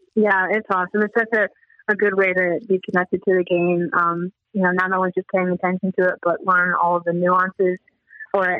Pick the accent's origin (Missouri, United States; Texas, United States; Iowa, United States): Iowa, United States; Des Moines; I grew up in Des Moines, Iowa